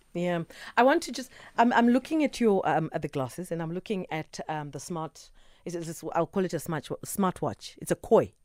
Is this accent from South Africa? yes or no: yes; South Africa; as South Africans, as South African citizens